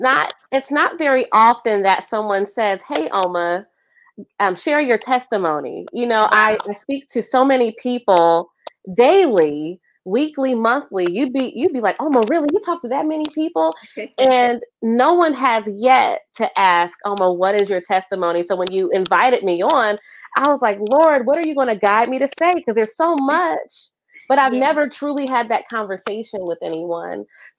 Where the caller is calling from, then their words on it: Columbus, Ohio, United States; I am tuning in from Columbus, Ohio